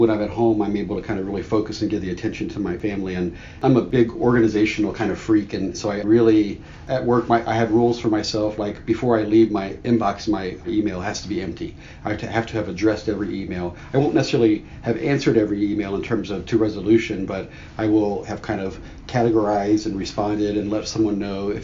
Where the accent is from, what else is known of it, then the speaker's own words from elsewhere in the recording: Miami, Florida, United States; moved away as an adult; also born or lived in Minot, North Dakota / Eielson Air Force Base, Alaska / Turkey / Arkansas; now in California, United States; I'm from Miami, Florida